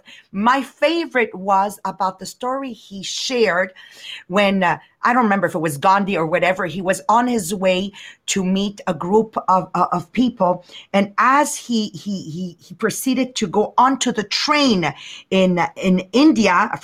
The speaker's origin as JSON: {"language": "English", "country": "Canada", "said": "we're Canadian."}